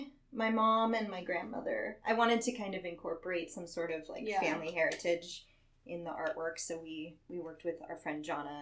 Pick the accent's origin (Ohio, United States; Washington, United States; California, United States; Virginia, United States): California, United States; Orange County; also born or lived in New York; I'm from here. I'm from Orange County.